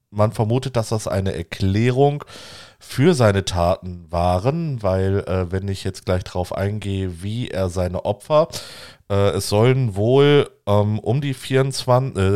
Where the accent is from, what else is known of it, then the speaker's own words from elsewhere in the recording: Göttingen, Lower Saxony, Germany; die Leine fließt auch durch Göttingen, meinen Geburtsort.